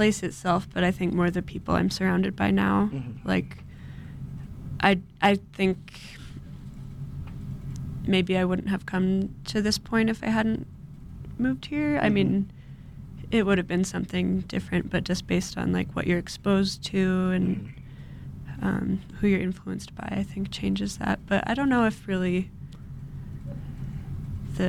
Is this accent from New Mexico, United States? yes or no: yes; Santa Fe, New Mexico, United States; now in Denver, United States; I'm from Santa Fe.